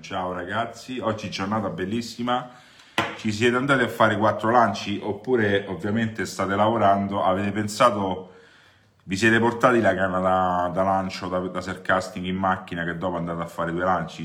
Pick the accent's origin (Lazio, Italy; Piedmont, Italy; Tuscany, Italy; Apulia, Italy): Lazio, Italy; Rome; da romano